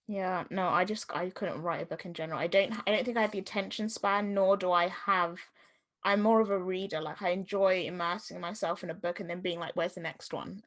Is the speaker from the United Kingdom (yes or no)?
no; Jamaica; what I'm gonna experience as a Jamaican person